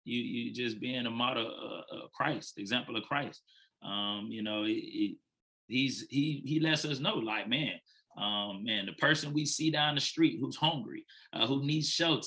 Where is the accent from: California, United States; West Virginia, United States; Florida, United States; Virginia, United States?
Florida, United States; Fort Lauderdale; moved away as an adult; now in Nashville, United States; I'm originally from Fort Lauderdale, Florida